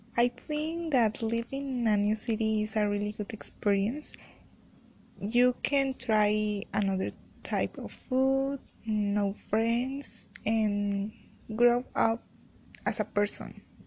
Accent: Acapulco, Guerrero, Mexico; English is a second language; moved away as an adult; now in Puebla, Mexico; I grew up in Acapulco

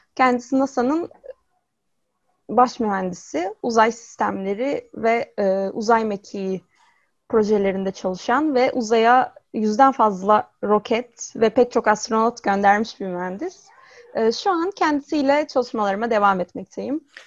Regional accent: İzmir, Turkey; 95 yılında İzmir'de doğdum

